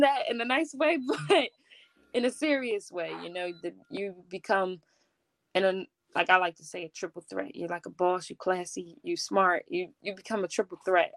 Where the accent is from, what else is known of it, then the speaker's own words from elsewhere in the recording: Philadelphia, Pennsylvania, United States; I'm from Philadelphia